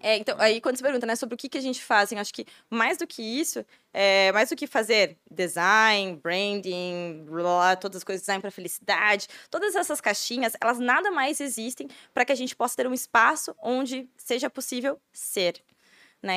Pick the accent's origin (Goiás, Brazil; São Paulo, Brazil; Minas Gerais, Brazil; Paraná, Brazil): Paraná, Brazil; Curitiba; moved away as an adult; now in Blumenau, Brazil; Eu sou de Curitiba.